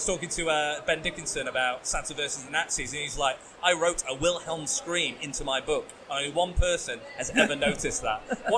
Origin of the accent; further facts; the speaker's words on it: England, United Kingdom; We're English. We're white, pale dudes.